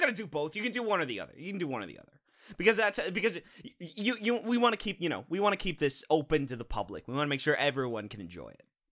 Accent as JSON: {"language": "English", "country": "United States", "said": "we're American"}